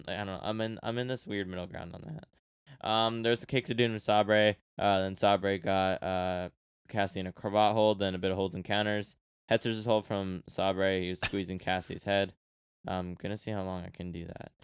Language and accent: English; Canada; I'm Canadian